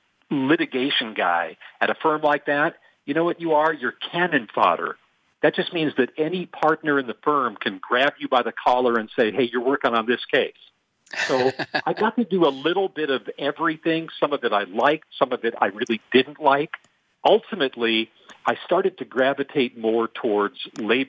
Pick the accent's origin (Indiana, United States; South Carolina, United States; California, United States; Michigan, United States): California, United States; Los Angeles; also born or lived in Athens, Ohio; brought me back to Los Angeles, which is my hometown